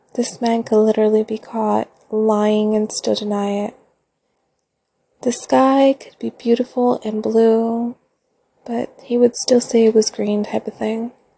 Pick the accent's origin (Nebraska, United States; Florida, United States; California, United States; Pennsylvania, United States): California, United States; Central Coast; I'm from California, born and raised on the Central Coast